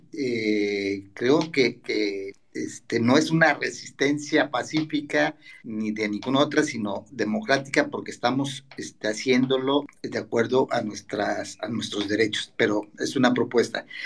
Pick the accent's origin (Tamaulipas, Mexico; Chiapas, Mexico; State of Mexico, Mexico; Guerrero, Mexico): Guerrero, Mexico; Chilpancingo; soy de, soy de Chilpancingo